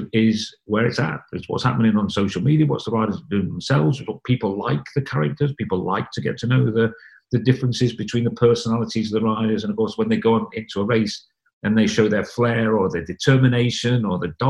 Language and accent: English; Wales, United Kingdom; moved away as an adult; I left home when I was 19 from Wales to go and try and be a racing cyclist